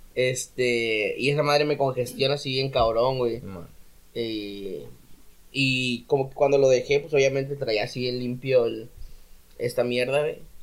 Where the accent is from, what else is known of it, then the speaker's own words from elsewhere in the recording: Ciudad Acuña, Coahuila, Mexico; moved away; yo no me di cuenta que era muy de Acuña hasta que salí de Acuña